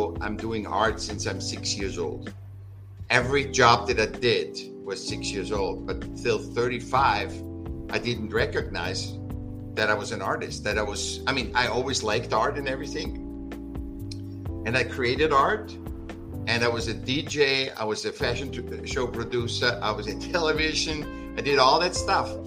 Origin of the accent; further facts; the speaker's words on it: Vienna, Austria; I was born in Vienna, in Austria